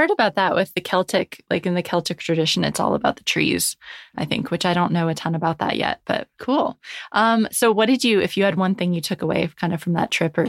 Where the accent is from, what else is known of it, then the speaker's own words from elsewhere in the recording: United States; now in London, United Kingdom; So I'm living in London now, but I'm American